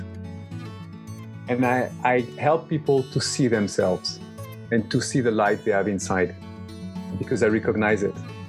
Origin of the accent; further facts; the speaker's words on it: Lyon, Auvergne-Rhône-Alpes, France; moved away as an adult; also born or lived in Toulouse, France / New York, United States; now in Barcelona, Spain; I was born in Lyon, in the middle of France. I grew up there.